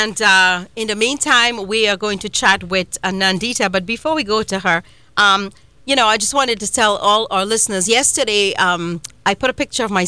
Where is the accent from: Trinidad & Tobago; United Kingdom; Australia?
Trinidad & Tobago; now in United States; I was born and raised in Trinidad and Tobago in a little village called Coryell Village